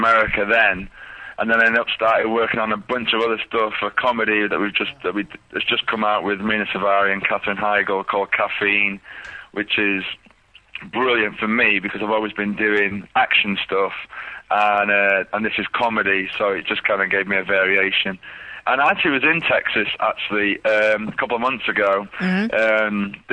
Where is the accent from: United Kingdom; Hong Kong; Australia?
United Kingdom; England; moved away; I'm from England.